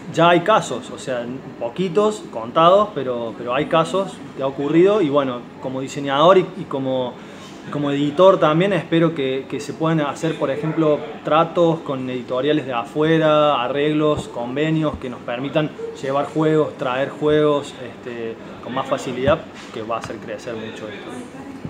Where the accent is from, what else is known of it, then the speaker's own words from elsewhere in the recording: Villa María, Córdoba, Argentina; somos todos de Villa María